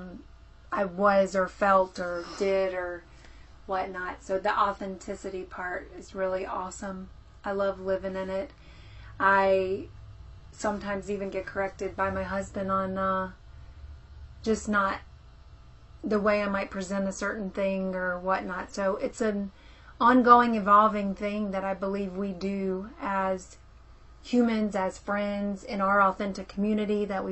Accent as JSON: {"language": "English", "region": "South Carolina", "country": "United States", "tie": "born or raised there", "accent": "southern", "said": "I'm originally from South Carolina, born and raised"}